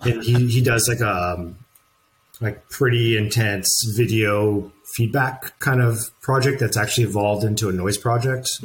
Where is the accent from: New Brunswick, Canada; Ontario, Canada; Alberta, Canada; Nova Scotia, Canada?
New Brunswick, Canada; Saint John; moved away; also born or lived in Vancouver; I'm from St. John, New Brunswick.